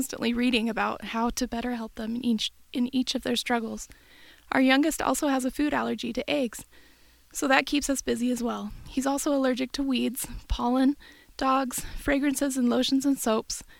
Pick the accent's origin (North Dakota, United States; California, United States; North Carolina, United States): California, United States; Bay Area, Northern; moved away as an adult; also born or lived in Utah; I grew up in Northern California in the Bay Area and then moved to Utah for college